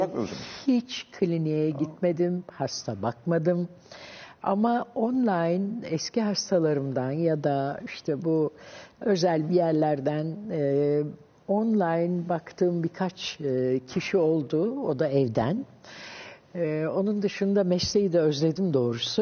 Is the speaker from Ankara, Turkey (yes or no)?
yes; Ankara, Turkey; hep ben Ankaralıyım. Koyu Ankaralıyım zaten